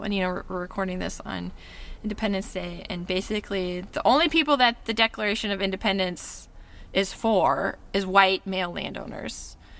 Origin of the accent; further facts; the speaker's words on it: United States; what does it mean to be born white, middle class in America